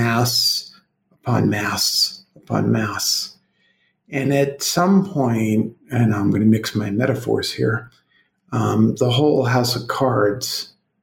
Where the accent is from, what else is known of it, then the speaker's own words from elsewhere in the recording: Brooklyn, New York, United States; now in Colorado, United States; I'm from Brooklyn